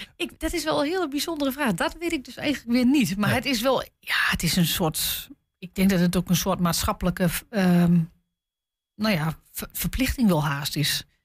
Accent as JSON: {"language": "Dutch", "area": "Twente", "region": "Overijssel", "country": "Netherlands", "said": "bij ons in Twente"}